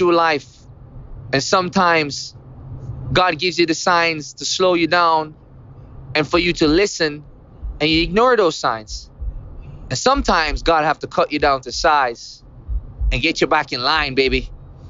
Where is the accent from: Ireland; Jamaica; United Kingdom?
Jamaica; growing up in Jamaica